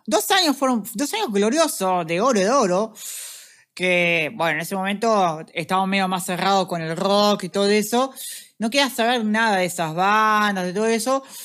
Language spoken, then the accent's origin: Spanish; Montevideo, Uruguay; yo vengo de, ah, Montevideo